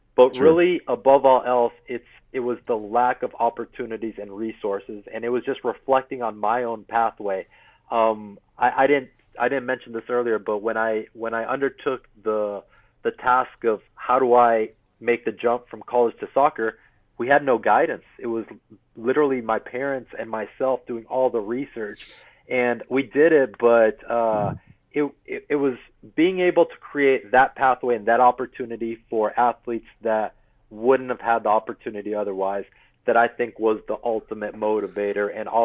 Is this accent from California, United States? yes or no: no; Corpus Christi, Texas, United States; So, I mean, I grew up in Corpus Christi from last year of middle school all the way through high school. So it's really kind of as a teenager, and we'll always be home in one way or another. Love Texas for sure.